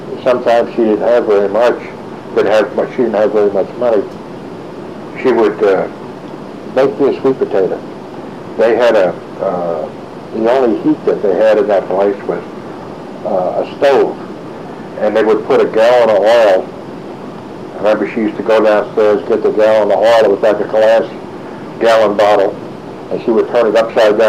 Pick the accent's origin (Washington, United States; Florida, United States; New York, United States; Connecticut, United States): New York, United States; New York City; growing up as a kid in Brooklyn